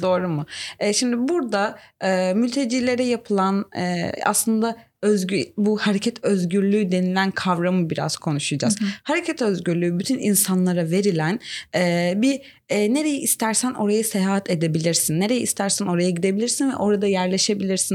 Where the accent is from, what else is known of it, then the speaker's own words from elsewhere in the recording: Turkey; Ben mesela Türk'üm